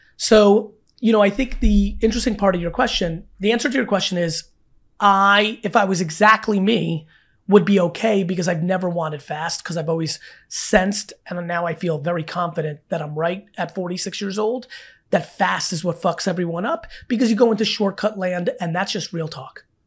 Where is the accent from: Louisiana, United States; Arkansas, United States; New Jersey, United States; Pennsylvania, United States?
New Jersey, United States; I grew up in Jersey my whole life